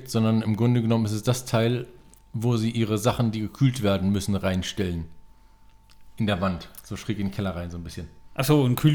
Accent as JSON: {"language": "German", "region": "Bremen", "country": "Germany", "said": "Original bin ich aus Bremen."}